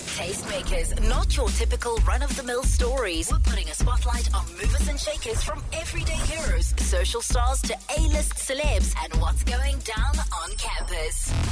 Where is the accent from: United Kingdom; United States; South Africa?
South Africa